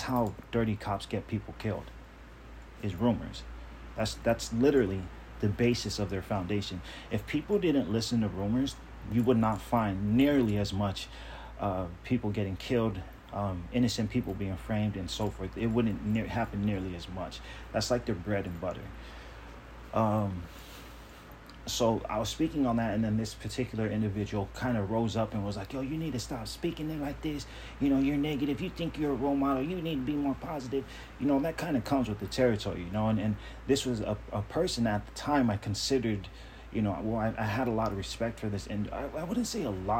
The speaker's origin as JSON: {"language": "English", "town": "Long Beach", "region": "California", "country": "United States", "tie": "born or raised there", "also_born_or_lived": "Compton, California", "said": "we moved from Compton to Long Beach when I was a kid"}